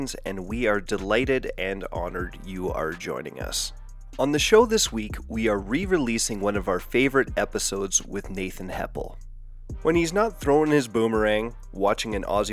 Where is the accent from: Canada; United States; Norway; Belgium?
Canada; us Canucks